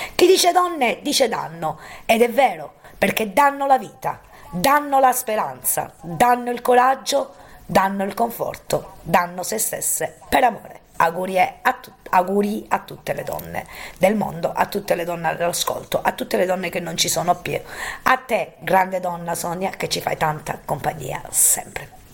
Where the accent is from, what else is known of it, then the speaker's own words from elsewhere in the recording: Roccella Ionica, Calabria, Italy; a Roccella Ionica, il mio paese